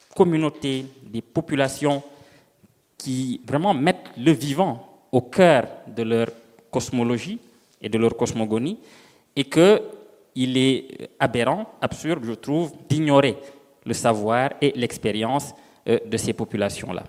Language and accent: French; Senegal; moved away; je viens du Sénégal, euh, d'un petit village où je retourne assez souvent